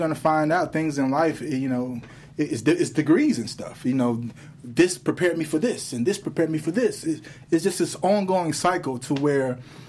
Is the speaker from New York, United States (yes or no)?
no; Chicago, Illinois, United States; I'm from Chicago